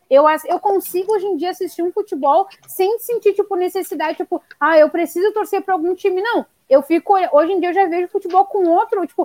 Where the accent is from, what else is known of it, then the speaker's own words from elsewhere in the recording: Brazil; eu sou brasileira